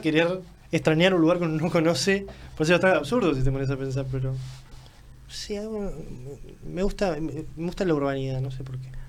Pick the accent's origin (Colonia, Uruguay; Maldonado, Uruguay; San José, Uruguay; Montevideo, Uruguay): San José, Uruguay; soy de, San José, pero podría ser de cualquier lugar.